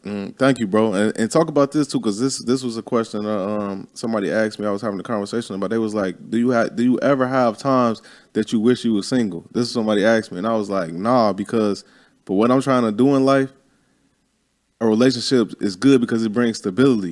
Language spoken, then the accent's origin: English; Chicago, Illinois, United States; moved away; I'm from Chicago.